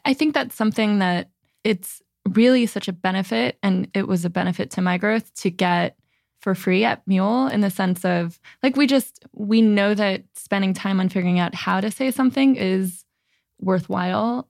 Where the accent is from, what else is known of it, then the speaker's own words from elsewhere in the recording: New Jersey, United States; now in San Francisco, United States; growing up in New Jersey, it's just such a way of life